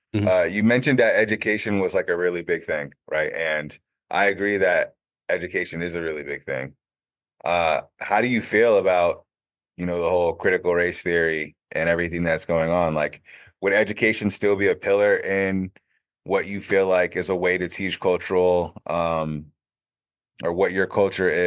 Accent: West Hartford, Connecticut, United States; was raised in Connecticut primarily and West Hartford specifically

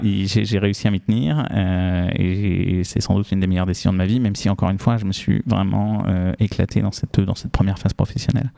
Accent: France; also born or lived in New Caledonia; j'ai grandi pour partie sur un voilier, donc sur un bateau, et puis pour le reste dans les Pyrénées

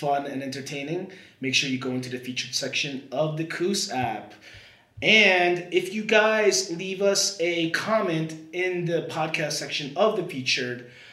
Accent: Ridgewood and Fort Lee, New Jersey, United States; I'm from Ridgewood and Fort Lee

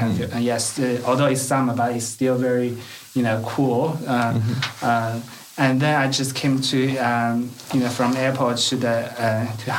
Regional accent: Beijing, China; English is a second language; moved away as an adult; now in Tasmania, Australia; I grew up in Beijing.

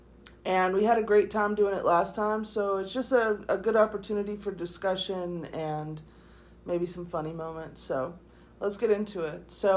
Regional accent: the South, United States; Because we're from the South and we don't get foliage like that.

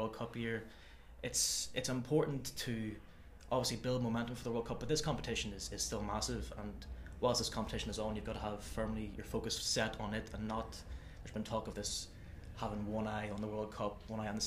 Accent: Ireland; as an Irishman

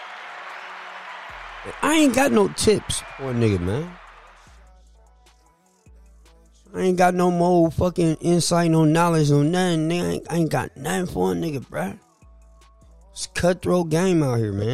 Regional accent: San Francisco, California, United States; I'm from Hunters Point

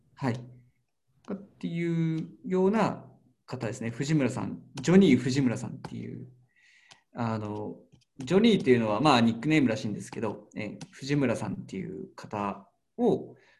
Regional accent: Karatsu, Saga, Japan; 僕が出身でもある唐津の唐津焼き

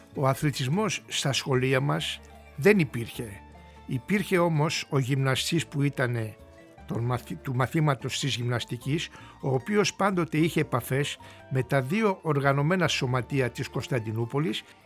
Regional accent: Istanbul, Turkey; moved away as an adult; now in Greece; Γεννήθηκα και μεγάλωσα στην περιοχή

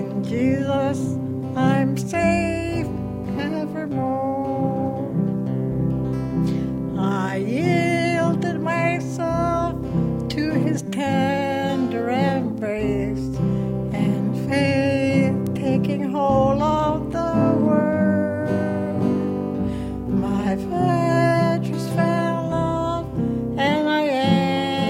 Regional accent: Mekoryuk, Alaska, United States; I'm from Nunavak Island, Macquarie

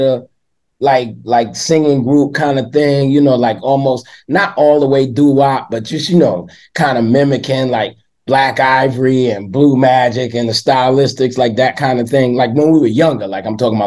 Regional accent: New York City, New York, United States; I grew up in East New York, Brooklyn

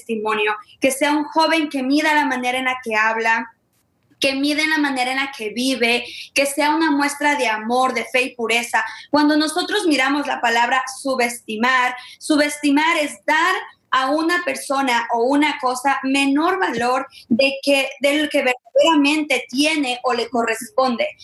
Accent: Ecuador; now in Memphis, United States; Ah, nosotras somos de Ecuador, pero vivimos en Memphis, Tennessee y pertenecemos a un ministerio que se llama Soy de Realeza.

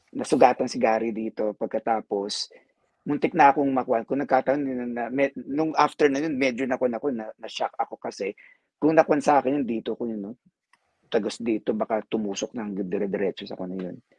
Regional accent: Philippines; now in United States; kasi Filipino ako

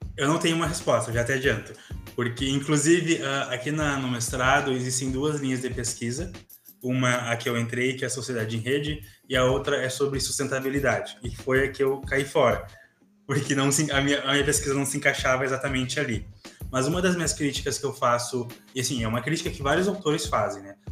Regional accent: Santa Maria, Rio Grande do Sul, Brazil; eu sou aqui de Santa Maria, Rio Grande do Sul

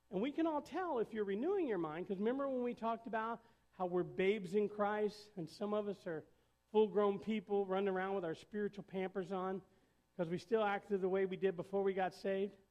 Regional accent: Indiana, United States; I had a lot of friends up north because I moved down from Indiana. And probably five years into it, you know, you still stay in touch with people you went to school with.

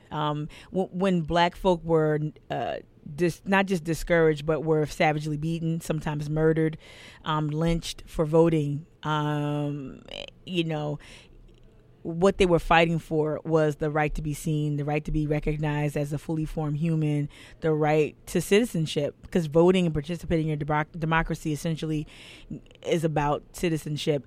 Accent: New Jersey, United States; now in Charleston, United States; I'm from New Jersey originally

